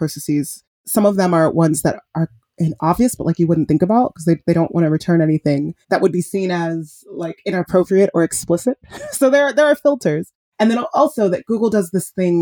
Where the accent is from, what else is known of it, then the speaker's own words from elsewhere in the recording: Nigeria; I'm Nigerian. My mom's a black woman. We're Nigerian, we're Igbo